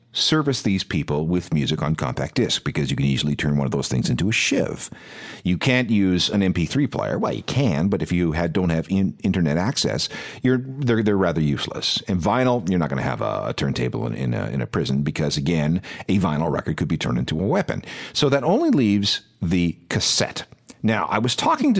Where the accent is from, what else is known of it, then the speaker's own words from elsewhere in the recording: Winnipeg, Manitoba, Canada; I'm from Winnipeg